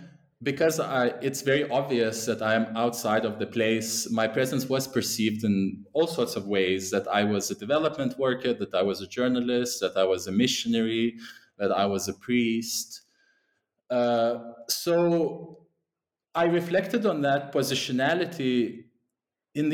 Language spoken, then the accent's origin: English; Lithuania; moved away; also born or lived in England; that's where I'm originally from